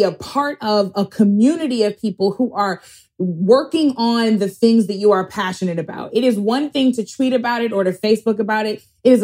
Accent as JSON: {"language": "English", "town": "St. Louis", "region": "Missouri", "country": "United States", "tie": "born or raised there", "said": "Cori Bush, my congresswoman from my hometown of St. Louis"}